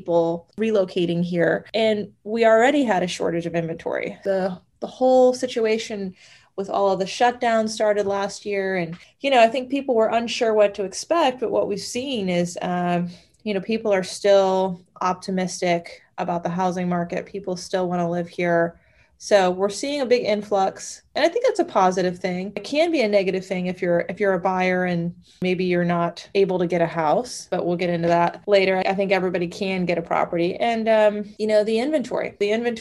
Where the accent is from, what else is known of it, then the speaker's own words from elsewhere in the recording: Orlando, Florida, United States; I grew up in Orlando. I was born and raised here